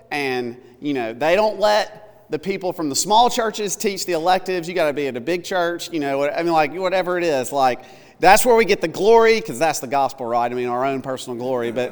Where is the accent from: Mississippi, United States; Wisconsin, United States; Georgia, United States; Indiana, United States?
Mississippi, United States; Tupelo; also born or lived in South Carolina / Louisiana; now in Alabama, United States; Tupelo, Mississippi, which is also my hometown, uh, or I'm from all over the place. I was born in South Carolina.